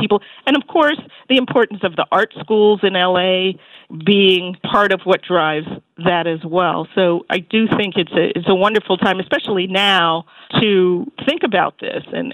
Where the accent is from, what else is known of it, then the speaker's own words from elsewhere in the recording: New York, United States; as a New Yorker